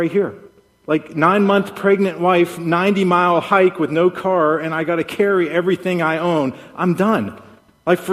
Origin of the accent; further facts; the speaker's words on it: Pittsburgh, Pennsylvania, United States; moved away; I'm from Pittsburgh